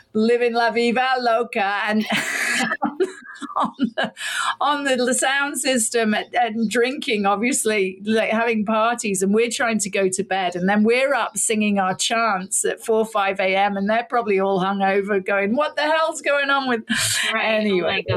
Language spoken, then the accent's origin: English; United Kingdom; I'm British, was born in the UK to a Canadian mother, English father